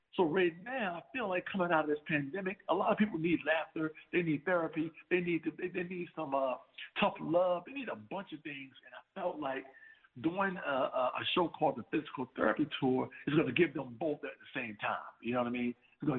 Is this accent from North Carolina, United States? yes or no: yes; Plymouth, North Carolina, United States; now in Mount Vernon, United States; You know, a lot of folks from Plymouth actually left there and moved to Mount Vernon, New York.